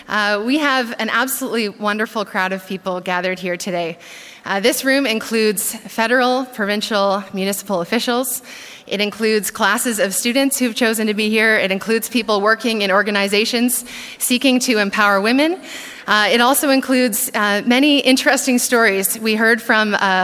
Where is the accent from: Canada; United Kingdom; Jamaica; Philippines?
Canada; as a Canadian